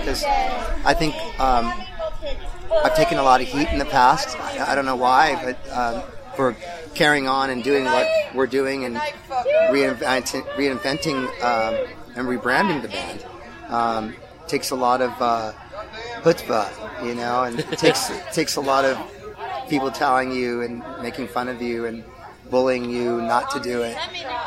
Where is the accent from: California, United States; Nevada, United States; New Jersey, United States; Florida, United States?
California, United States; Los Angeles; We come from Los Angeles, so kind of that's how I grew up, with all different kinds of amazing musics.